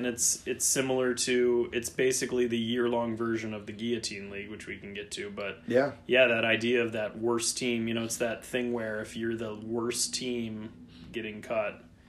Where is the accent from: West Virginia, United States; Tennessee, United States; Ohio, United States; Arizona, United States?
Ohio, United States; Cleveland; I am from Cleveland